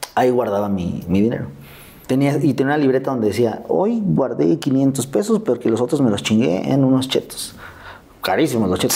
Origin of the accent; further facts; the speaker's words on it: Mexico City, Mexico; Yo vivía en Azcapotzalco. Ahí crecí, crecí en Azcapotzalco.